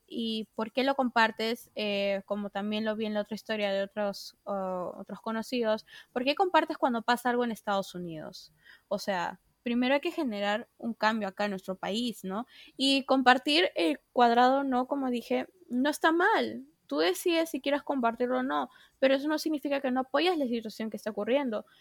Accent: Peru; varias personas acá de nuestro país, de Perú, ahora hablando de nuestra situación como peruanos

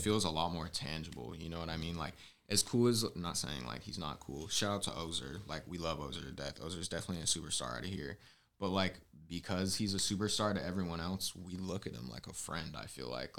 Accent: Southern California, United States; now in San Francisco Bay Area, United States; I'm from SoCal, but it's the Bay Area, Bay

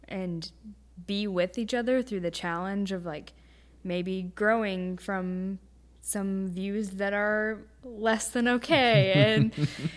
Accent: Illinois, United States; moved away as an adult; now in Rhode Island, United States; I'm from Illinois.

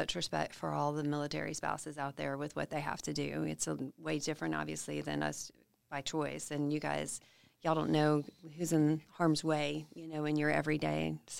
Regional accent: Huntsville, Alabama, United States; Alabama. I was from Huntsville

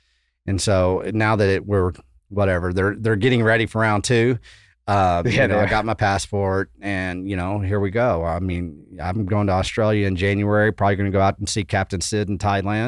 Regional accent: West Texas, United States; moved away; also born or lived in Austin, Texas; I come from West Texas. When I got to Austin, you know, I started pursuing, you know, the water because I grew up in West Texas. It's freaking desert.

